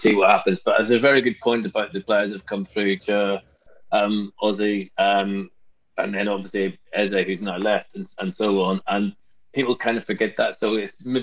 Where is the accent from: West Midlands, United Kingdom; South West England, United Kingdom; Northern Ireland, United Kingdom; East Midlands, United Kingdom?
Northern Ireland, United Kingdom; Belfast; I'm from Belfast.